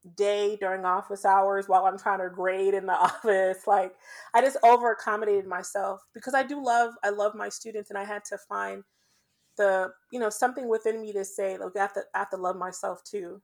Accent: Jamaica; I'm Jamaican

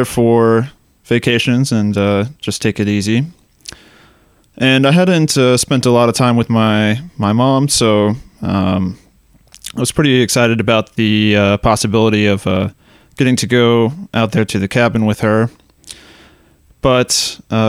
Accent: Georgetown, Texas, United States; also born or lived in Austin, Texas; I grew up here in Austin in Georgetown, Texas

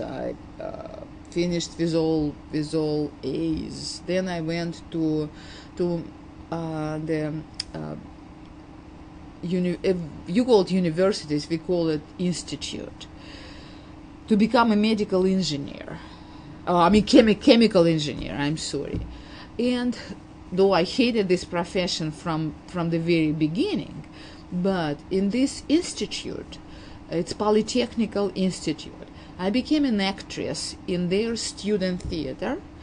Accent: Tashkent, Uzbekistan; English is a second language; moved away as an adult; now in United States; my hometown, Tashkent

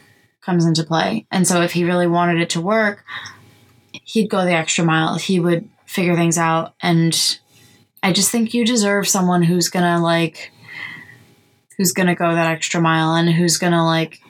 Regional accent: New York, United States; we are from New York

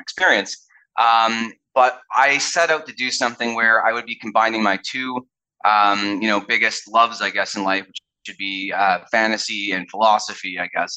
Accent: Canada; also born or lived in United States; I'm a Canadian and an American

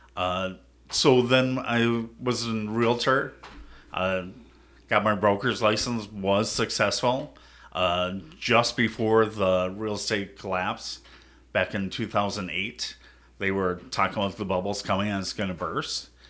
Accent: Prior Lake, Minnesota, United States; I grew up in Prairie Lake, it's kinda smaller town

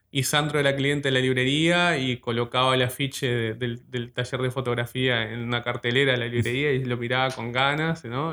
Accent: Ciudad de la Costa, Canelones, Uruguay; yo soy de, la ciudad de la costa, la actual ciudad de la costa, La Lagomar en realidad, en realidad siento como que, en realidad soy del balneario de Lagomar

